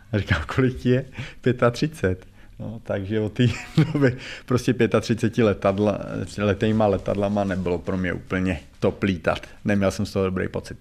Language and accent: Czech; Czechia; moved away as an adult; also born or lived in Russia / Slovakia; já jsem asi Čech